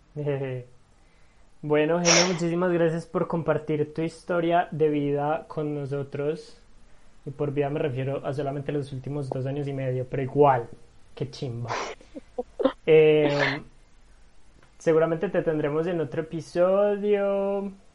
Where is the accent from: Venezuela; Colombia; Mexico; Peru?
Colombia; Medellín, Antioquia; Yo soy de Medellín, amo mi ciudad